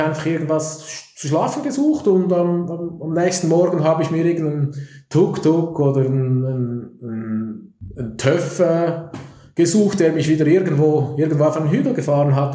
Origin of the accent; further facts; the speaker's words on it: Zürich, Switzerland; Ich bin Zürcher. Ich komme aus der Stadt Zürich